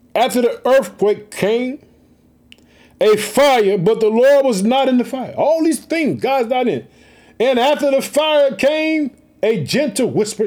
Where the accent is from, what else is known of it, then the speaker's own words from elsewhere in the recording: Illinois, United States; also born or lived in Chicago, United States; Illinois, which is my home state. I live in the city of Chicago.